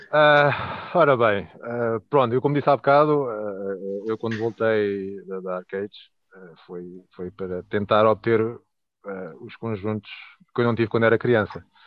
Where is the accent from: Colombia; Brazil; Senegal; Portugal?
Portugal; Leiria, Centro; tenho 39 anos, sou de Liria